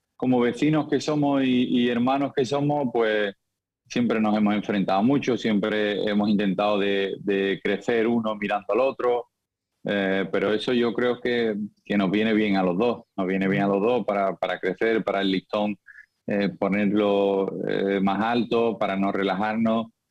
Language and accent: Spanish; Seville, Andalusia, Spain; moved away as an adult; also born or lived in Lisbon, Portugal; salí de Sevilla muy joven y Lisboa me acogió muy bien